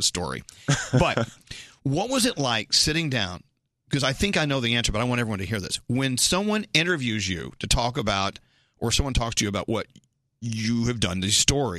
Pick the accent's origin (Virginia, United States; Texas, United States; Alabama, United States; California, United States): Texas, United States; Dallas; I'm from Dallas